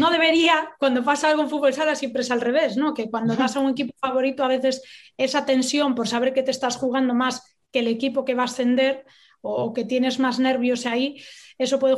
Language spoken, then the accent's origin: Spanish; Galicia, Spain; yo como buena gallega